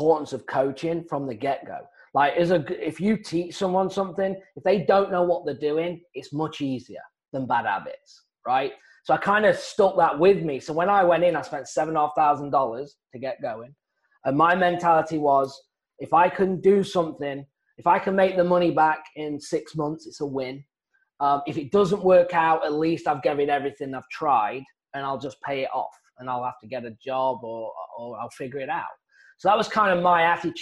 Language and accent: English; England, United Kingdom; moved away as an adult; now in Phoenix, United States; originally I'm from England